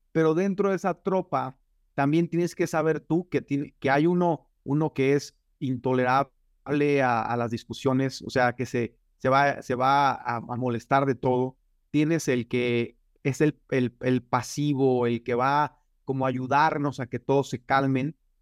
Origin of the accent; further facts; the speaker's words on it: Michoacán, Mexico; now in United States; yo soy de un pueblo muy pequeño en Michoacán, se llama, eh, bueno, Chaparaca